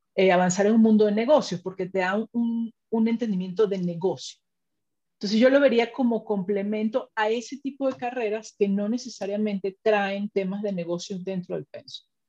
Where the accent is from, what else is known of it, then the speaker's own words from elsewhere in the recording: Venezuela; also born or lived in Spain; now in Mexico; mi esposo y yo somos de Venezuela